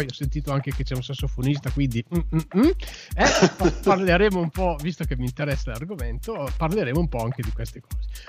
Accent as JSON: {"language": "Italian", "town": "Gorgonzola", "region": "Lombardy", "country": "Italy", "tie": "born or raised there", "said": "io giro per il mio paese Gorgonzola e vedo il manifesto degli imbroglioni"}